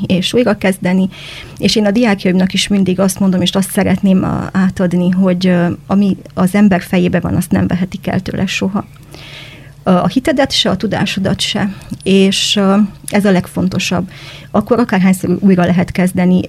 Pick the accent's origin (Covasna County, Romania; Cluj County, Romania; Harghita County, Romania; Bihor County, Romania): Cluj County, Romania; Cluj-Napoca; moved away as an adult; also born or lived in Dombegyháza, Hungary; now in Arad, Romania; az a Kolozsvár, ahol én felnőttem